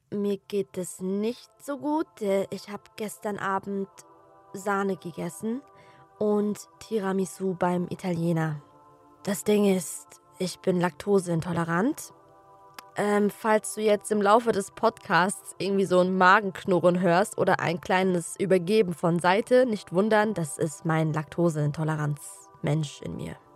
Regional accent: Offenbach, Hesse, Germany; Oder der Klassiker, wo kommst du eigentlich her? So. Ja, dann sage ich Offenbach.

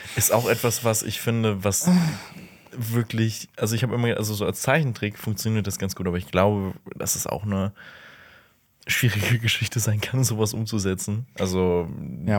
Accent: Aachen, North Rhine-Westphalia, Germany; da, wo ich herkomme, in Aachen

